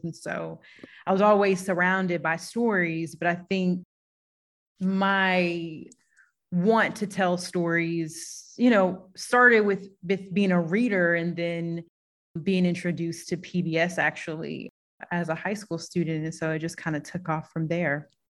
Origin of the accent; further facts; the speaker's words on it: St. Louis, Missouri, United States; also born or lived in Knoxville, Tennessee; I'm a city girl born and raised in St. Louis on the north side specifically. So it's my city